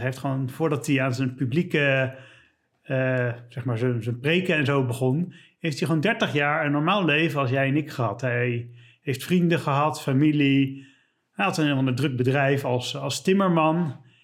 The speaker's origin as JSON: {"language": "Dutch", "town": "Leiden", "region": "South Holland", "country": "Netherlands", "said": "ik kom uit Leiden."}